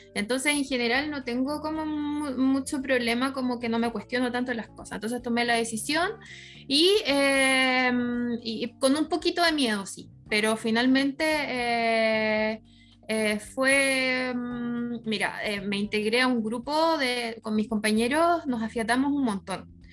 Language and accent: Spanish; La Ligua, Valparaíso, Chile; yo soy de La Ligua